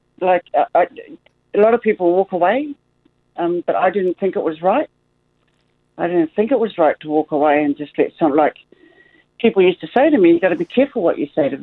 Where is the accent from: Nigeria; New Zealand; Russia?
New Zealand; now in Australia; I'm proud Kiwi. I'm used to the All Blacks and you get all those remarks, I'm used to that. And I'm just so proud to be a New Zealander